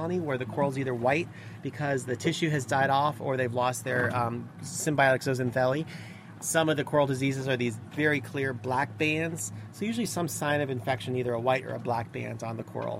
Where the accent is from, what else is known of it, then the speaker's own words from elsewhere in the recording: South Florida, United States; I grew up in South Florida